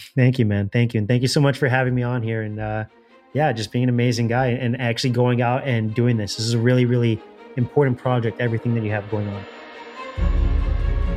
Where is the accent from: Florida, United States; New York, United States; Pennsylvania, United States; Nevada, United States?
Florida, United States; Miami; I'm from Miami